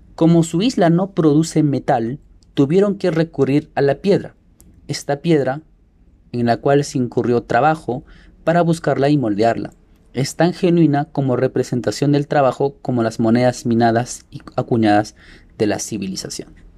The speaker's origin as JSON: {"language": "Spanish", "country": "Peru", "said": "Como peruanos"}